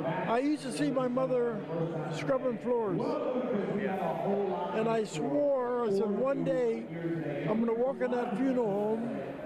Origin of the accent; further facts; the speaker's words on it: Windsor, Ontario, Canada; also born or lived in Khartoum, Sudan; I'm from Windsor, Ontario, Canada.